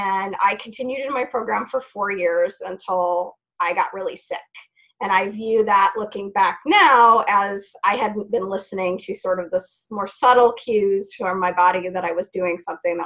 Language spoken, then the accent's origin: English; Idaho, United States; now in Portland, United States; I'm originally from Idaho